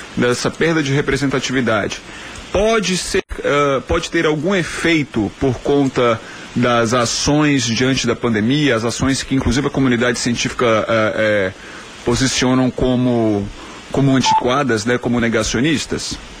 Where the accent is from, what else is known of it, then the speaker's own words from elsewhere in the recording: Belo Horizonte, Minas Gerais, Brazil; moved away; lá de Belo Horizonte, minha terra natal